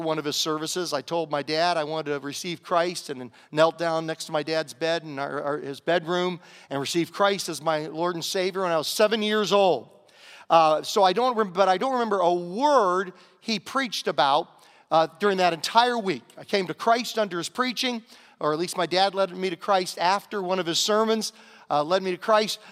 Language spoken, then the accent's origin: English; Southern Virginia, United States; moved away; growing up in Southern Virginia, we had a little saying